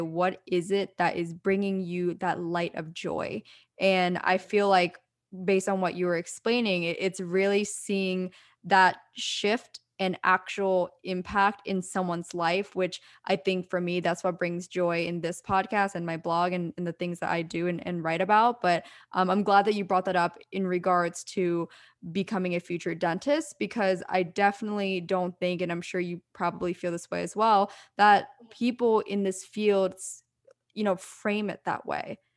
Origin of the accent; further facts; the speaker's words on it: East Coast, United States; now in California, United States; growing up on the East Coast